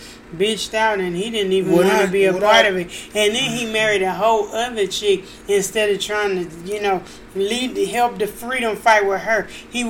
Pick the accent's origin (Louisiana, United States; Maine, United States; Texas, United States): Louisiana, United States; I'm from Louisiana